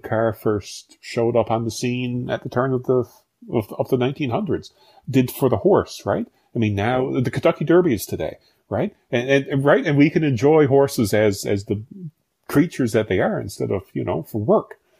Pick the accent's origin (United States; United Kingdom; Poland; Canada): Canada; rural Newfoundland, Newfoundland and Labrador; I'm from rural Newfoundland. So if growing up in Tollengate